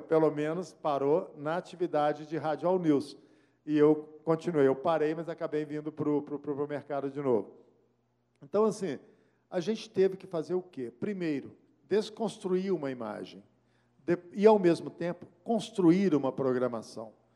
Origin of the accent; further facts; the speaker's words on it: Belo Horizonte, Minas Gerais, Brazil; also born or lived in Macacos, Minas Gerais; eu nasci em Belo Horizonte, criado em Belo Horizonte